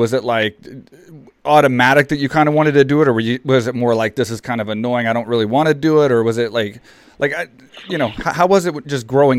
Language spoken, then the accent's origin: English; Texas, United States; I was in Texas, I was a Texas boy